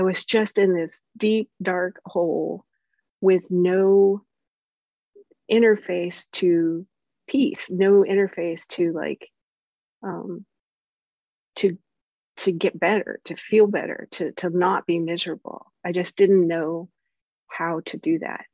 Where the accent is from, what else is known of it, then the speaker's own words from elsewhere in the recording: the South, United States; I'm from the South